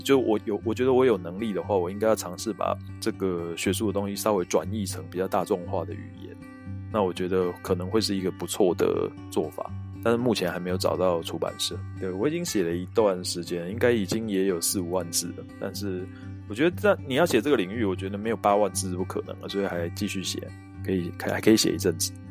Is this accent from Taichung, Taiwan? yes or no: no; Taipei, Taiwan; 尤其是像我是西门町的人